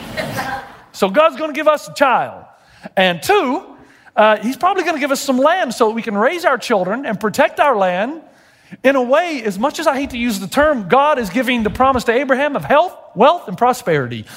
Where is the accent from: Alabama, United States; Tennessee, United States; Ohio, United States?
Tennessee, United States; I'm from Tennessee.